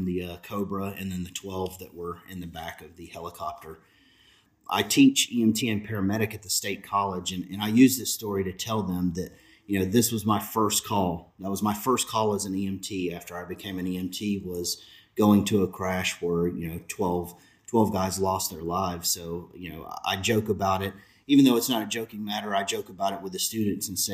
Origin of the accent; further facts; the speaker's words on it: Alabama, United States; moved away; I was from Alabama.